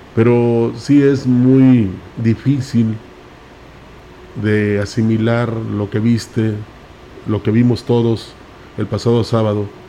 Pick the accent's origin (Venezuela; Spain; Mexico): Mexico; somos mexicanos